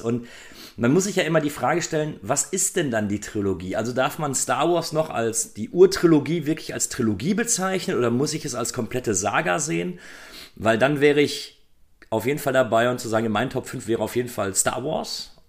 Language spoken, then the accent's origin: German; Germany; bei uns in Deutschland